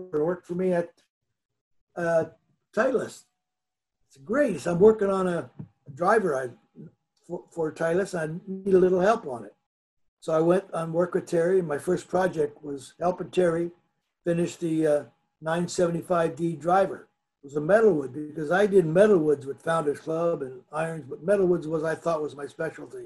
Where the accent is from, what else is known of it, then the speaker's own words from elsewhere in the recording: Canada; moved away as an adult; also born or lived in Southern California; now in United States; the game I grew up with in Canada